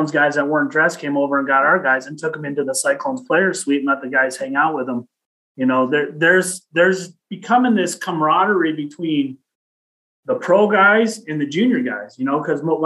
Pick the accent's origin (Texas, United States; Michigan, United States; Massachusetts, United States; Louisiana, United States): Michigan, United States; Detroit; I grew up playing hockey in Detroit